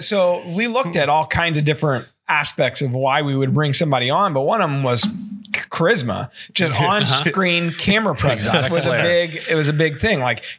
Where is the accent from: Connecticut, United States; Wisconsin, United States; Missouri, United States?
Missouri, United States; I grew up in Smalls in Missouri.